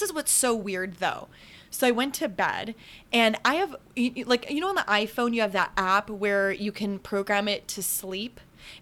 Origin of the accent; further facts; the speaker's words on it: Midwest, United States; accent: Midwest; moved away; I am from the Midwest originally